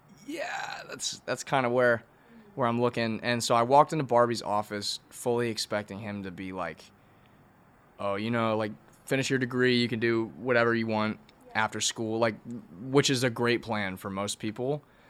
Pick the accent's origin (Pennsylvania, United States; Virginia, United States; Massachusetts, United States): Virginia, United States; DC area; moved away as an adult; now in Athens, Georgia, United States; I'm from Virginia, like DC area.